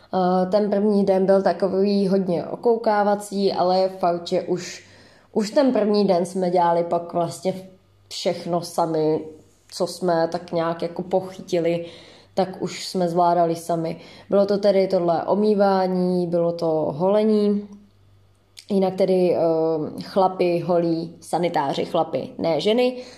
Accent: Pardubice, Pardubice Region, Czechia; moved away as an adult; now in Brno, Czechia; jsem z Pardubic

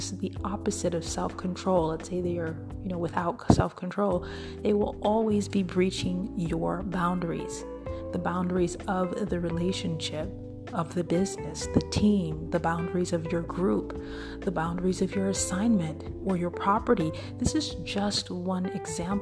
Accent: Midwest, United States; I'm from the Midwest

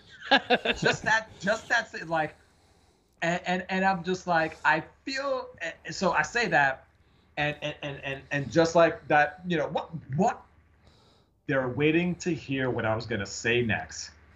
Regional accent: New York, United States; now in Seattle, United States; we're both from from New York

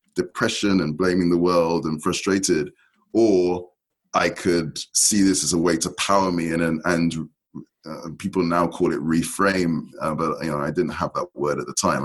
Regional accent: London, United Kingdom; I was born and raised in in London, in UK

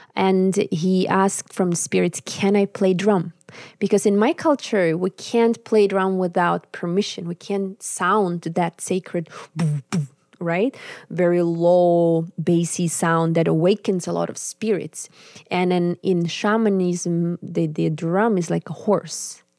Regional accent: Yakutsk, Sakha Republic, Russia; English is a second language; moved away as an adult; also born or lived in Finland / Warsaw; in my homeland, in the capital, in Yakutsk

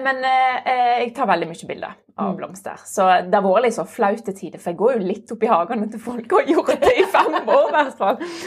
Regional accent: Florø, Vestland, Norway; now in Stavanger, Norway; kom opprinnelig fra Florø, en liten eh, by helt med kysten.

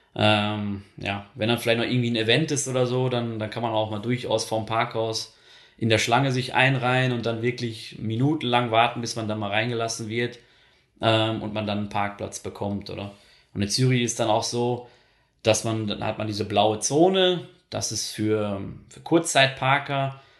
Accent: Ruhr area, North Rhine-Westphalia, Germany; moved away as an adult; now in Switzerland; für mich als Ruhrpottler

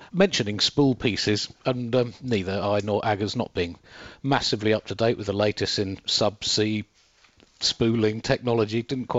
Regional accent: United Kingdom; now in Johannesburg, South Africa; As a Brit living in Johannesburg, this has been a fairly painless World Cup so far

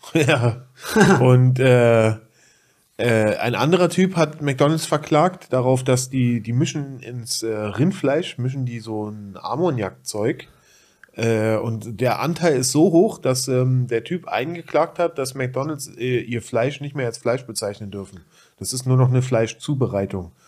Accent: Berlin, Germany; Reinickendorf ist ja meine, meine Heimat

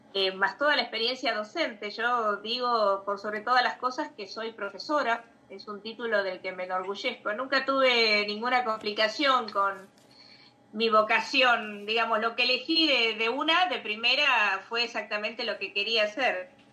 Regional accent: Bahía Blanca, Buenos Aires Province, Argentina; moved away as an adult; also born or lived in Barcelona, Spain; now in Santa Cruz, Argentina; yo nací en Bahía Blanca, soy bahiense, soy bonaerense

